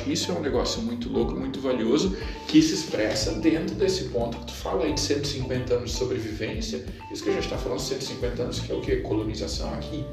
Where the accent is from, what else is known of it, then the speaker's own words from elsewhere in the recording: Santo Cristo, Rio Grande do Sul, Brazil; Eu venho do município de Santo Cristo, do outro lado do Rio Grande do Sul, ela é predominantemente alemã